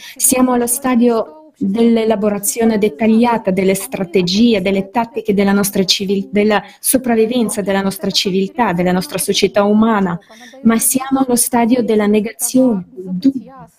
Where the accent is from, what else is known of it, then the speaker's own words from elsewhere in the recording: India; Nel mio paese, l'India